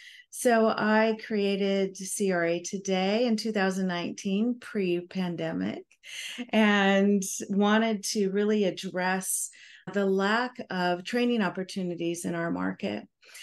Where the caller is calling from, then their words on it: Honolulu, Hawaii, United States; I'm calling in from Honolulu, Hawaii.